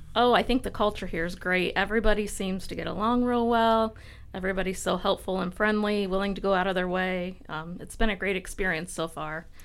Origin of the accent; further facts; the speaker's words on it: Tiffin, Ohio, United States; I grew up in Tiffin